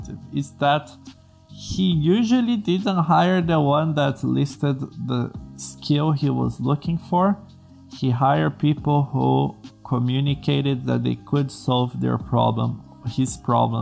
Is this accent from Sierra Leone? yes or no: no; Brazil; English is a second language; I'm from Brazil, English is not my native language